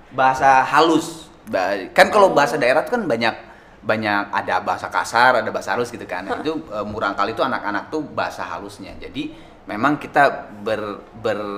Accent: Medan, North Sumatra, Indonesia; also born or lived in Haarlem, Netherlands; now in Jakarta, Indonesia; lahir itu di Harlem New York. Gede di tanah Karo Medan, berkarir di Jakarta.

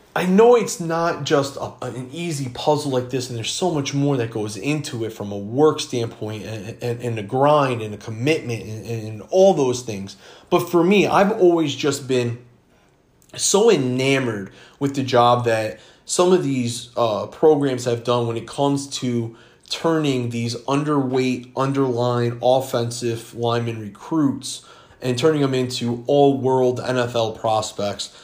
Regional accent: Crystal Lake, Illinois, United States; also born or lived in Florida; I was born in Florida, but I grew up in the Chicago suburbs, Crystal Lake, Illinois. That is home

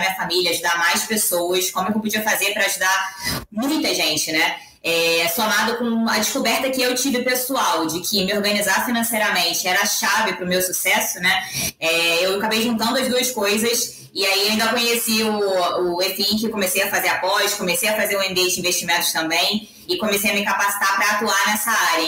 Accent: Rio de Janeiro, Brazil; moved away as an adult; now in São Paulo, Brazil; eu vim do Rio de Janeiro, sou carioca, né? Então eu sou, sou conterrânea. Hoje eu moro em São Paulo, estou há quatro anos aqui.

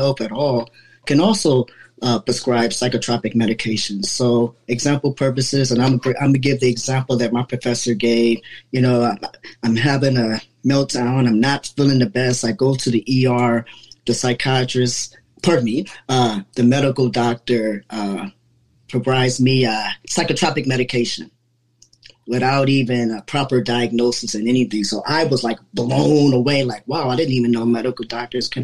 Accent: Cleveland, Ohio, United States; moved away as an adult; I'm from Cleveland, Ohio

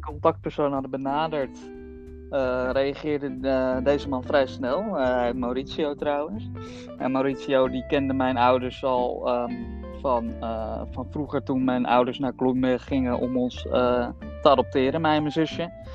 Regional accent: Netherlands; also born or lived in Bogotá, Colombia; ik ben altijd opgegroeid hier in Nederland

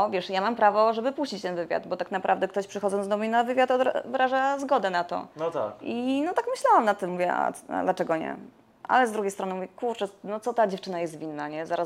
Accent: Warmian-Masurian Voivodeship, Poland; ja tak pochodzę tak z Mazur

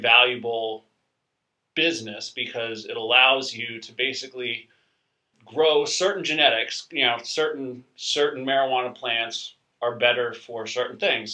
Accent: New York, United States; I grew up in New York

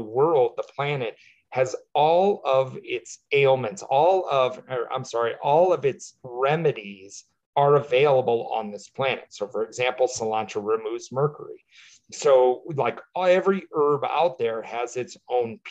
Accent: Midwest, United States; We grew up in the Midwest

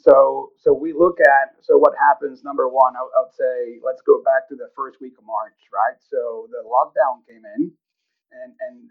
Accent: Monterrey, Nuevo León, Mexico; moved away as an adult; also born or lived in Amarillo, Texas / Kansas; now in Okotoks, Canada; I was born and raised in Monterrey, Mexico.

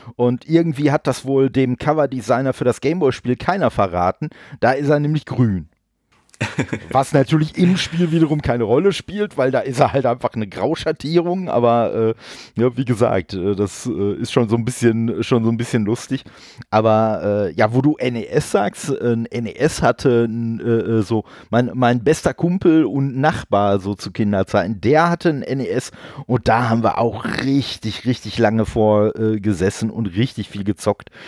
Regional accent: Dortmund, North Rhine-Westphalia, Germany; bin ja gebürtig aus Dortmund und wir haben da so einen so äh, Laden gehabt

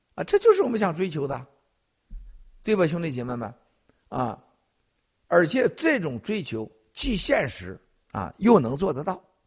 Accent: Shandong, China; moved away; also born or lived in Henan; 我老家的山东，还有我曾经待过的河南

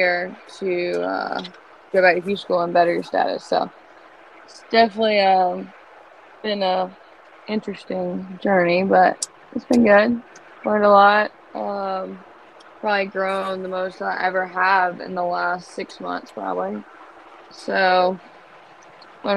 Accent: North Carolina, United States; moved away as an adult; also born or lived in Raleigh; now in Florida, United States; I'm living in Florida, and I'm from North Carolina

